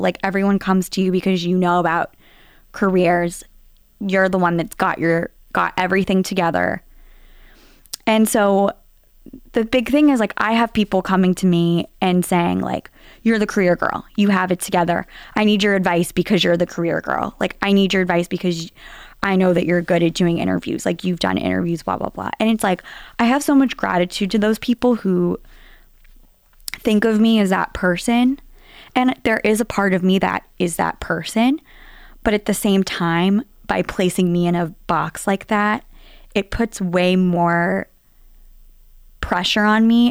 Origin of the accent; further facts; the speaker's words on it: Nashville, Tennessee, United States; accent: Southern; moved away as an adult; also born or lived in New York; now in Boston, United States; growing up in Nashville, Tennessee.